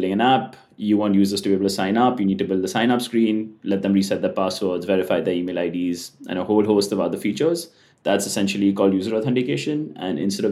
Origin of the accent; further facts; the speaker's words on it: India; moved away as an adult; So I'm from India, but I'm currently moving to SF